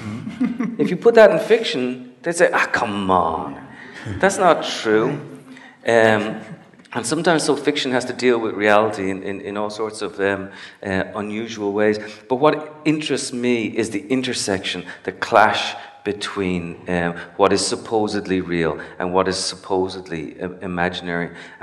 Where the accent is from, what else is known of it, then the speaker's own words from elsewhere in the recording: Cincinnati, Ohio, United States; born there; now in New York, United States; I was born in Cincinnati. I moved to New York because it was boring.